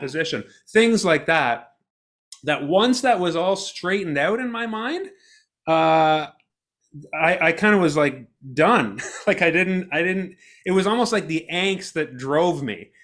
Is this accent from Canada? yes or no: yes; Ottawa, Ontario, Canada; I grew up in Ottawa